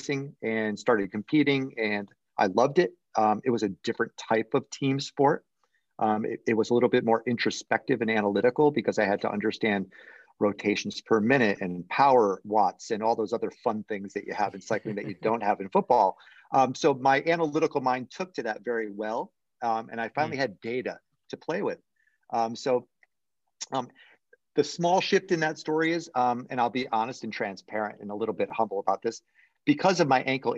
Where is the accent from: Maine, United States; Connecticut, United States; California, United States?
Connecticut, United States; moved away as an adult; now in Florida, United States; I grew up in Connecticut, up in New England, in the States.